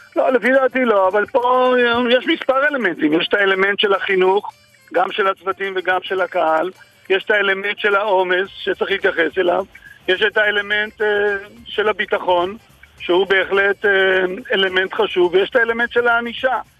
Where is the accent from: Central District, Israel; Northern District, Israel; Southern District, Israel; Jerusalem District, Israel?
Jerusalem District, Israel; Jerusalem; אני ירושלמי והייתי בתיכון uh, במלחמת ששת הימים.